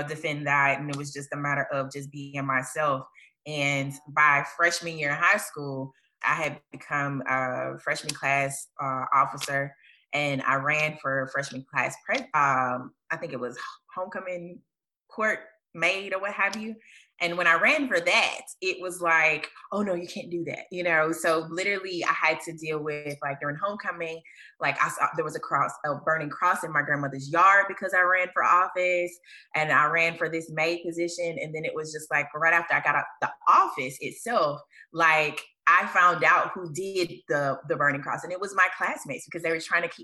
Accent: Hattiesburg, Mississippi, United States; I'm from Hattiesburg, Mississippi.

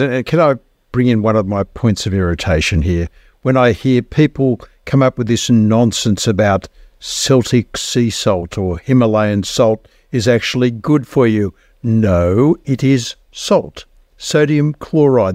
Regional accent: Australia; I am an Australian

